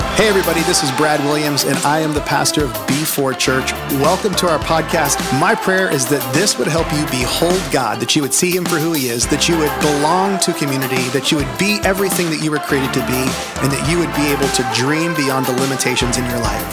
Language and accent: English; Venezuela; moved away as an adult; I'm from Venezuela. I grew up here